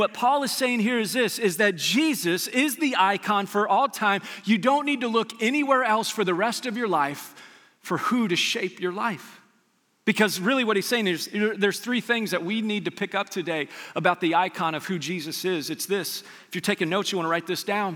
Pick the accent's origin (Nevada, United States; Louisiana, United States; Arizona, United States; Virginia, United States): Nevada, United States; Las Vegas; I grew up in Las Vegas